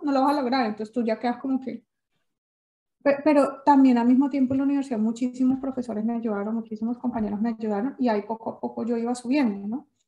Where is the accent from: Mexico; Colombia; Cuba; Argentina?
Colombia; moved away as an adult; also born or lived in Germany / Sweden; now in Denmark; yo salí con 19 años de Colombia